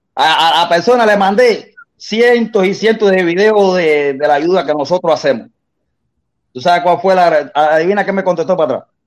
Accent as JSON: {"language": "Spanish", "country": "Cuba", "moved": "yes", "said": "yo sí salí de Cuba"}